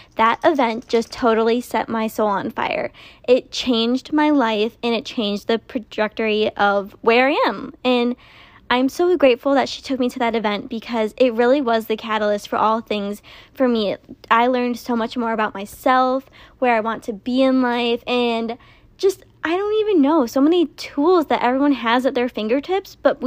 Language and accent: English; Minnesota, United States; moved away as an adult; now in Texas, United States; I am originally from Minnesota